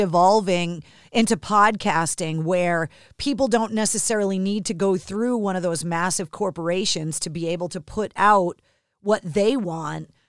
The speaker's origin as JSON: {"language": "English", "town": "Boston", "region": "Massachusetts", "country": "United States", "tie": "born or raised there", "said": "growing up in New England, in America"}